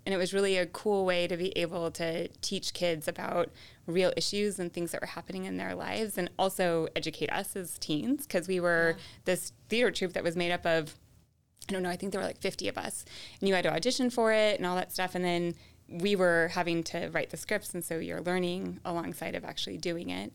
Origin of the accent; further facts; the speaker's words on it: California, United States; I was born in California, I grew up in California